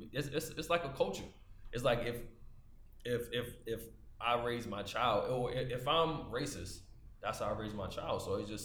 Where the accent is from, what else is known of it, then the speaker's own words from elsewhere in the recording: the South, United States; I'm from the South